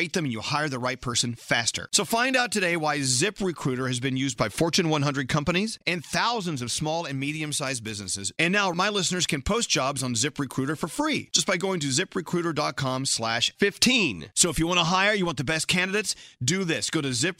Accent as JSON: {"language": "English", "region": "the South", "country": "United States", "said": "I'm being from the South"}